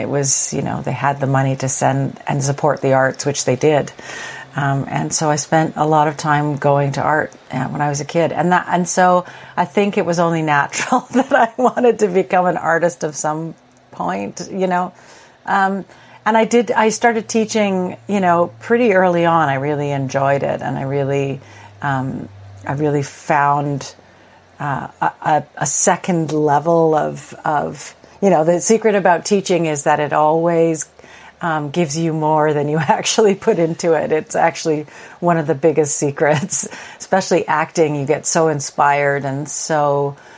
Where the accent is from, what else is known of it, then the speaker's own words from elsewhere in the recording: Edmonton, Alberta, Canada; now in Toronto, Canada; I grew up in Edmonton, Alberta